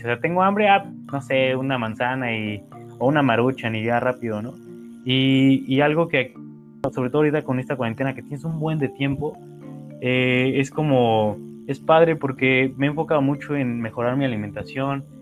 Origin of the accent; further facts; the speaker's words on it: Mexico; nosotros como mexicanos